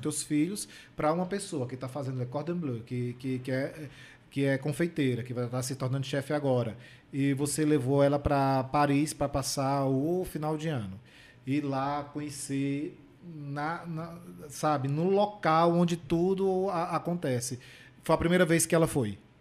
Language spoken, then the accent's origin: Portuguese; Paraíba, Brazil; moved away; na minha terra, né, na Paraíba